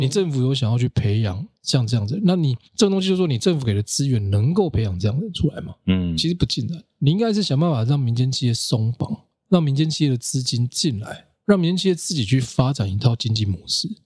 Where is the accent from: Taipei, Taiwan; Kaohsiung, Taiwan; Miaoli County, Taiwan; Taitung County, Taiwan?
Kaohsiung, Taiwan; 我小时候，我是高雄人